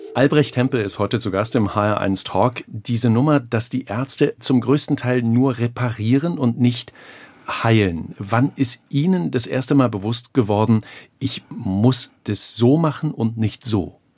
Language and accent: German; Germany; wir Deutsche